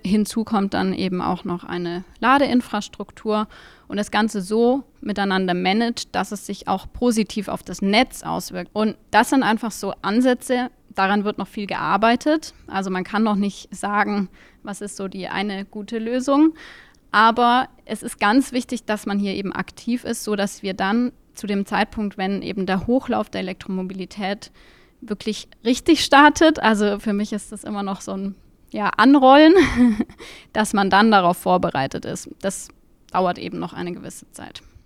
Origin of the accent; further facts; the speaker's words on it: Munich, Bavaria, Germany; ich komme aus München